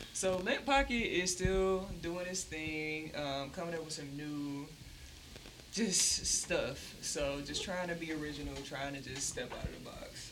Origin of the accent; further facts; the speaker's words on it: Pontiac, Michigan, United States; I'm from the South Side